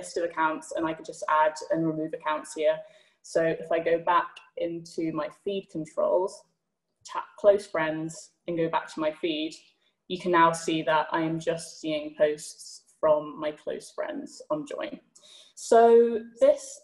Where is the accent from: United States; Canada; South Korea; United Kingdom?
United Kingdom; as a Brit